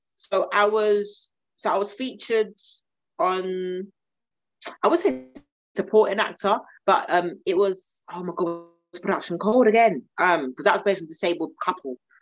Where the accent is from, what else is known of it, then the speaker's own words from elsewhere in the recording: London, United Kingdom; being South Londoner